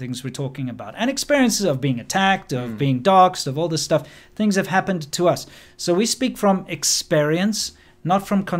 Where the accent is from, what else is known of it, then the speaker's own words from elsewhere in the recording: China; It's kind of like the opposite. Like we grew up in China.